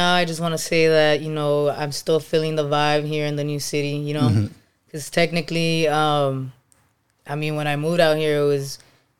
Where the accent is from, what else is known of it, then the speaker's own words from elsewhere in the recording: Los Angeles, California, United States; Los Angeles, California, baby.